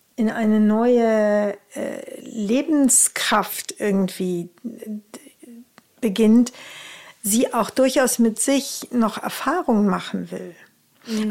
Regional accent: Rhineland, Germany; Bei uns im Rheinland sagt man Tröte fürs Fußballstadion

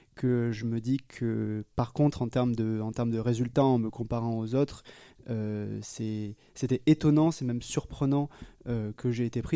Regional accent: Foulayronnes, Nouvelle-Aquitaine, France; now in Lyon, France; j'ai grandi dans une charmante ville qui s'appelle Fouléronne et qui ne dira rien à personne, qui est près d'Agen, qui ne dira peut-être rien à personne non plus, euh, qui est globalement euh, entre Bordeaux et Toulouse dans le sud-ouest de la France.

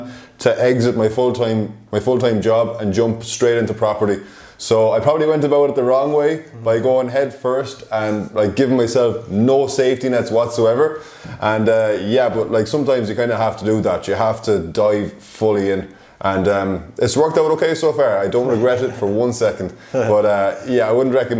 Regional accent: Ireland; moved away as an adult; I am from Ireland originally. I moved over here in July 2019

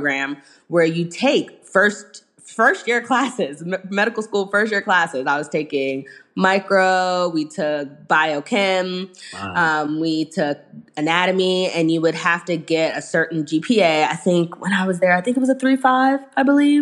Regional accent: New York City, New York, United States; moved away as an adult; now in Charlotte, United States; I'm originally from the Bronx, New York

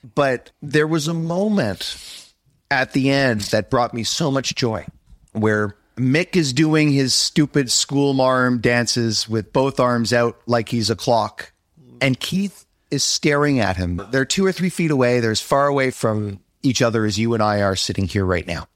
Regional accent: Montreal, Quebec, Canada; I'm from Montreal, the most beautiful city in North America

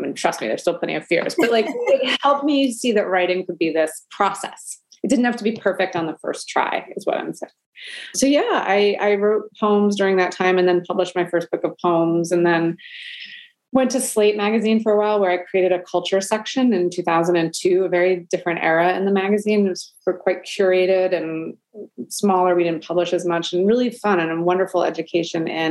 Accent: New York City, New York, United States; I grew up in Brooklyn, New York

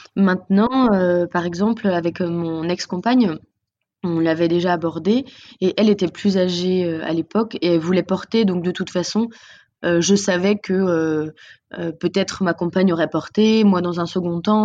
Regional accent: Nantes, Pays de la Loire, France; on est de Nantes

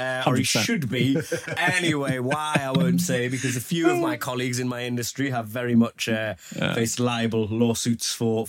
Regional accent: Newcastle upon Tyne, North East England, United Kingdom; accent: Geordie; I'm from Newcastle.

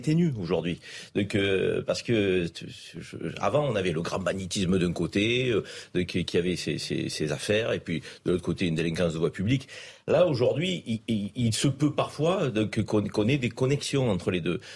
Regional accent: Marseille, Provence-Alpes-Côte d'Azur, France; depuis que je suis Marseillais

